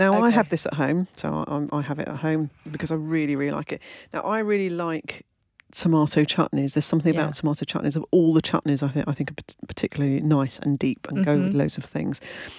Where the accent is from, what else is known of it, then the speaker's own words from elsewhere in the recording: London, United Kingdom; I come from London.